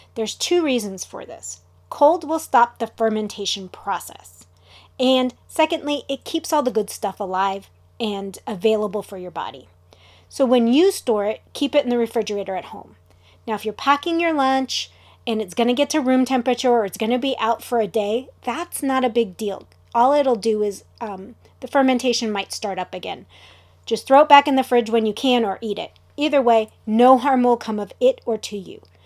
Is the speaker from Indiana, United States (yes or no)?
no; Southern California, United States; I'm from Southern California